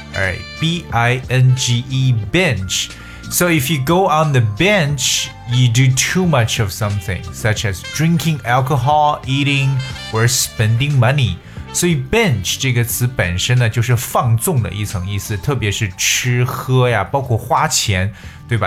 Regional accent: China; 我们中国人的一种习惯

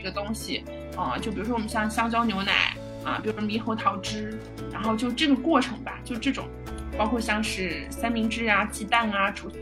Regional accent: Chengdu, Sichuan, China; 分部是在成都，也就是我的家乡

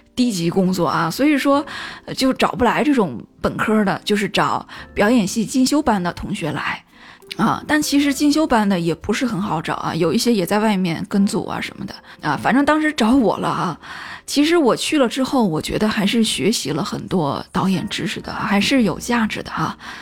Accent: Qingdao, Shandong, China; accent: Qingdao dialect; 用我们青岛话来说就是过一路

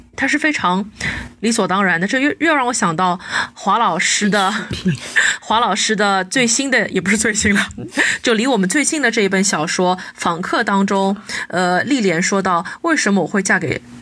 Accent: Shanghai, China; 像我们很多上海的小朋友，我们从来都没有很长时间的离开过家乡

